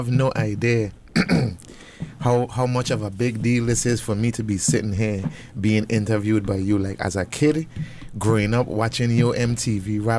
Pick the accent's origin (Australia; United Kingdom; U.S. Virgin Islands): U.S. Virgin Islands; Charlotte Amalie; moved away; growing up in the Virgin Islands